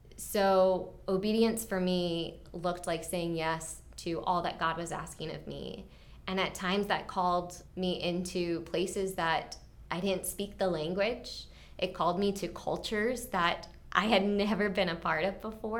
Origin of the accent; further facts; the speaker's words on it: Mount Airy, Maryland, United States; also born or lived in Clarksburg, Maryland; So, I grew up, um, in Clarksburg for the very, like, young, young years of my life, and then we moved, um, to Mount Airy.